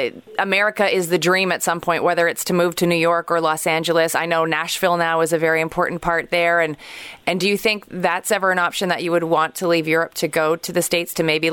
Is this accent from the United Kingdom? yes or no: no; Montreal, Quebec, Canada; also born or lived in Toronto; my hometown, Montreal